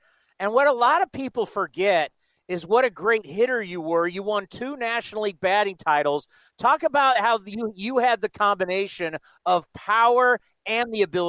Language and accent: English; San Diego, California, United States; growing up in San Diego